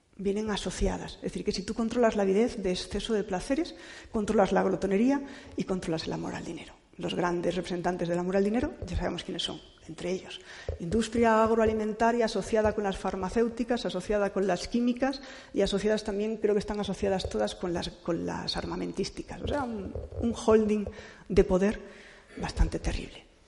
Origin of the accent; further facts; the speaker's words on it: Cantabria, Spain; yo soy cántabra